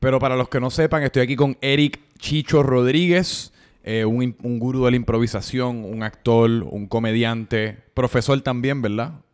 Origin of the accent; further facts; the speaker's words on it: Puerto Rico; los puertorriqueños tradicionalmente han sido bien buenos en pelotas